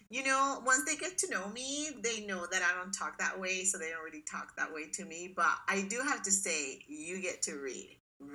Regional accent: Puerto Rico; I am from Puerto Rico. I love the beach.

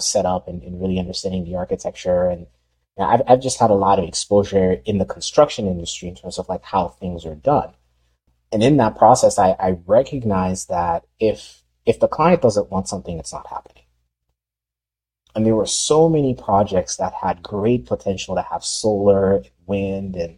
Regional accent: Haiti; moved away; I grew up in Haiti

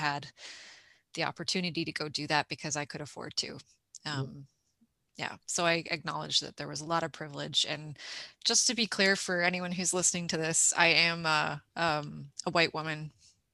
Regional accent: Toronto, Ontario, Canada; moved away as an adult; now in East Coast, Canada; I grew up in Toronto, in Scarborough, shout out to the East Side

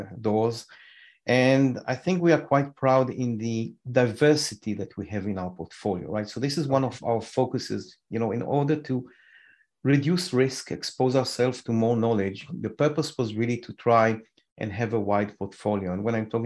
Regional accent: Israel; moved away as an adult; We came from Israel.

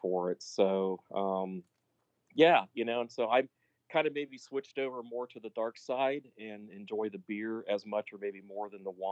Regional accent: south of Dayton, Southern Ohio, United States; moved away as an adult; also born or lived in Fort Hood, Texas; now in Texas, United States; I'm from Southern Ohio, south of Dayton, and that's where I was born and raised

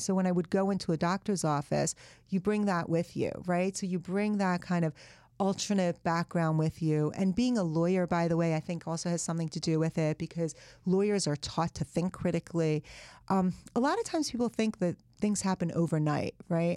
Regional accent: United States; English is a second language; also born or lived in Iran; I'd spent half of elementary school, all of middle school, all of high school in America

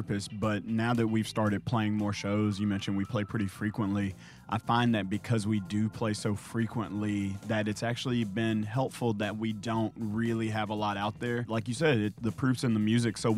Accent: Memphis, Tennessee, United States; we're from Memphis

